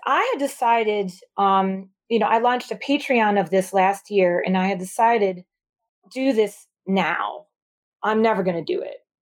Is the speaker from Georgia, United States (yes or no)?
no; Michigan, United States; moved away as an adult; now in New York City, United States; I'm from Michigan originally.